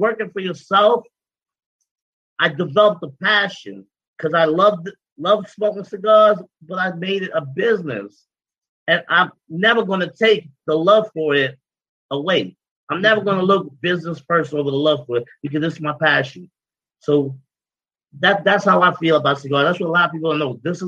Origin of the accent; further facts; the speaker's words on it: Brooklyn, New York, United States; I'm from Brooklyn, New York, baby. I grew up hustling. I grew up hustling, man. Like most of us out here, I grew up hustling.